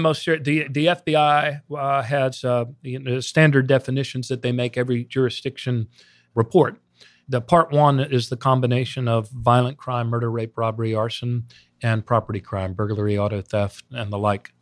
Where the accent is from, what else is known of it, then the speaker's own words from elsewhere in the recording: Montgomery County, Maryland, United States; also born or lived in Baltimore, Maryland; this Montgomery County kid who grew up in the Washington suburbs